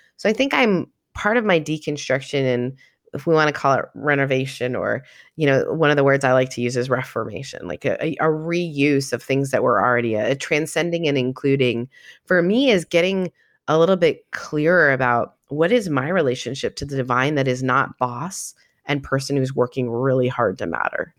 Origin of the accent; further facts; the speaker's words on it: Canada; also born or lived in Southern United States; now in United States; 'cause I'm Canadian